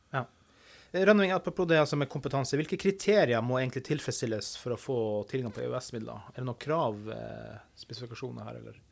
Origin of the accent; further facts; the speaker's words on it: Finnmark, Norway; jeg er fra Finnmark.